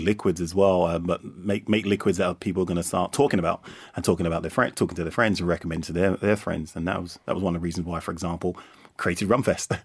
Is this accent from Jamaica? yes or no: yes; Jamaica; as a Jamaican